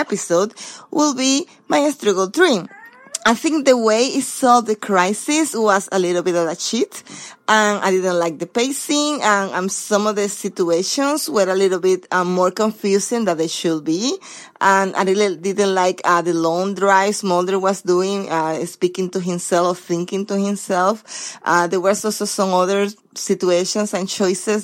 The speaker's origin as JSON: {"language": "English", "region": "Southern California", "country": "United States", "said": "I'm from Southern California."}